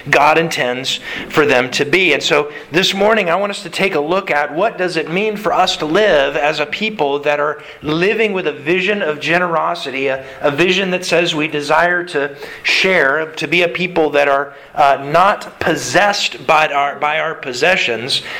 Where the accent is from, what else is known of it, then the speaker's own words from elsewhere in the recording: United States; as specifically American Christians